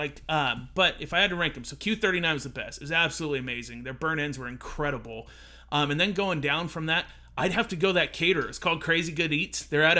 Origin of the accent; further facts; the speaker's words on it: Spring Valley, California, United States; I grew up in Spring Valley, and it's hood.